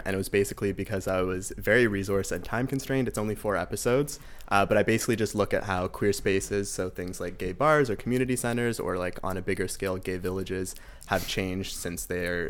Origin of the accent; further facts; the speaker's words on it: Toronto, Ontario, Canada; moved away as an adult; now in Montreal, Canada; I grew up in Toronto, and then I moved to Montreal to do my undergrad at McGill.